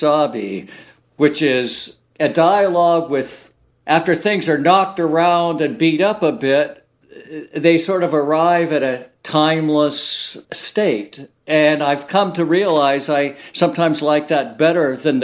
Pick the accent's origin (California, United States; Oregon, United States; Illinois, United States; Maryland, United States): Oregon, United States; growing up in Oregon and spending a lot of time on the coast